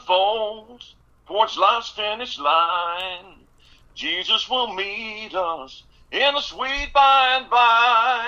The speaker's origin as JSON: {"language": "English", "town": "Tellico Plains", "region": "Tennessee", "country": "United States", "tie": "born or raised there", "said": "growing up in East Tennessee."}